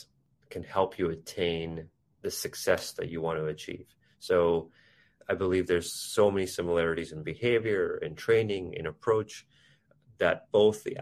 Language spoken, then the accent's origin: English; Vancouver, British Columbia, Canada; moved away as an adult; also born or lived in India; now in United States; I was raised in India. I grew up in East Vancouver in Canada, and then had an opportunity to move to the US to work in a career